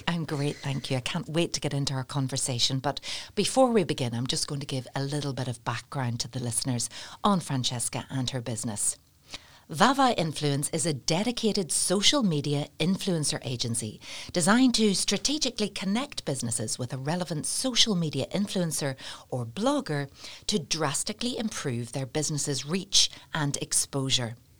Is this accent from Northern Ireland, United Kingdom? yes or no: yes; Portstewart, Northern Ireland, United Kingdom; I'm from Port Stewart